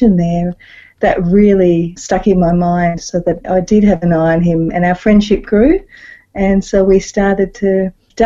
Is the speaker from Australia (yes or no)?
yes; Melbourne, Victoria, Australia; I was born and raised in Melbourne, so Mum and Dad had a house in Reservoir in Melbourne, and I grew up there till I was 18